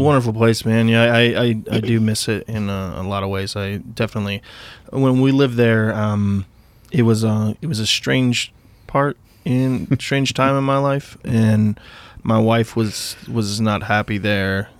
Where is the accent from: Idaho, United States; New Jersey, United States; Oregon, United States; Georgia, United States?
Idaho, United States; moved away; also born or lived in Tennessee; growing up in Idaho